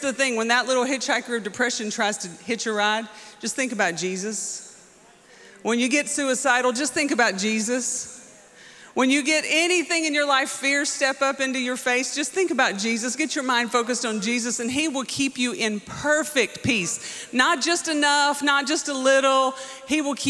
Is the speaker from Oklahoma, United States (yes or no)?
yes; Muskogee, Oklahoma, United States; I'm from Muskogee.